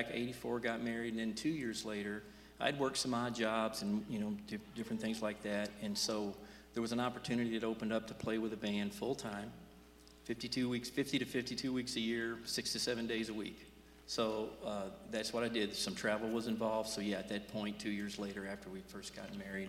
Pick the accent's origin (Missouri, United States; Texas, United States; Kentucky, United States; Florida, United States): Kentucky, United States; Louisville; I was from the Indiana side of the Ohio River, Louisville, Kentucky.